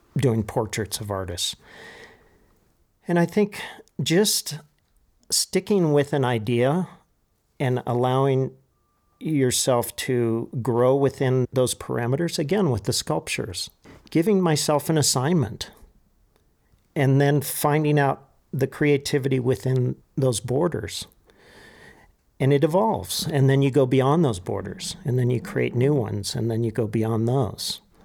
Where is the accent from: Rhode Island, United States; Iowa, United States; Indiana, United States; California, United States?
California, United States; Santa Monica; also born or lived in Pacific Palisades / Malibu; now in Taos, United States; born in, um, in Santa Monica. and we lived in the Palisades